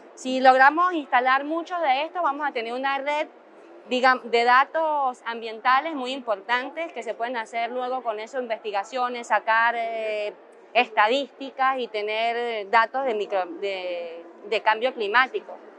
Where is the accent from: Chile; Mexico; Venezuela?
Venezuela; moved away; soy biólogo de Venezuela.